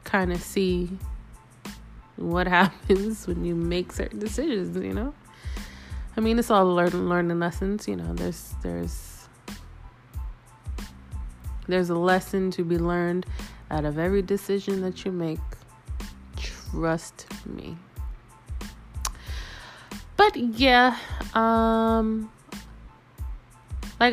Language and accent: English; New York City, New York, United States; moved away as an adult; now in Las Vegas, United States; I am originally from New York. Yes, New York City. Harlem, to be exact